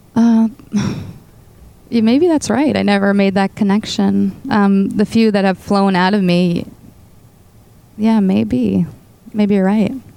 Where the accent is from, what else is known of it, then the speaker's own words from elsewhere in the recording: Boston, Massachusetts, United States; she had me in the Boston area and raised me